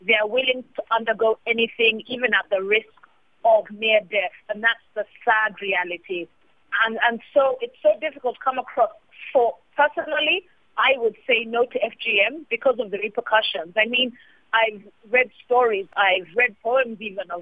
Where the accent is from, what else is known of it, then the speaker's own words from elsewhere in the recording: Uganda; I come from Uganda